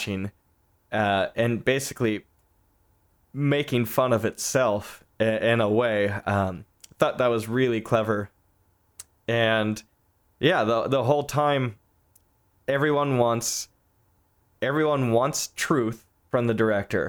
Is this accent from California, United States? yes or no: yes; Southern California, United States; moved away as an adult; now in Northern California, United States; I'm from Southern California. I live up north now